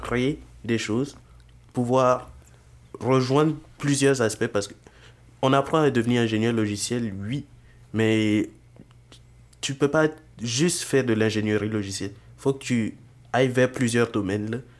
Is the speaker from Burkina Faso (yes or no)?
yes; Burkina Faso; moved away as an adult; now in Montreal, Canada; j'ai vécu majoritairement dans mon pays d'origine, le Burkina Faso